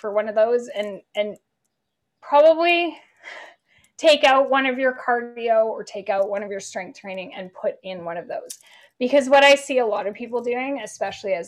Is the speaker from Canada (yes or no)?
yes; Canada; moved away as an adult; I grew up in Canada